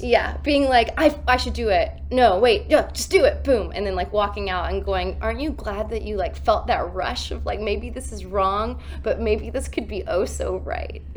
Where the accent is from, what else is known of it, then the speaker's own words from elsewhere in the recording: Columbia, South Carolina, United States; I grew up in Columbia, South Carolina